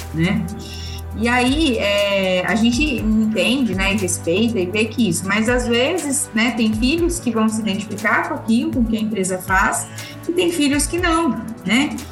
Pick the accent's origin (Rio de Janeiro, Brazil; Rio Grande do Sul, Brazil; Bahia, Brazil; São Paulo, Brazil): São Paulo, Brazil; Ribeirão Preto; Eu sou daqui de Ribeirão Preto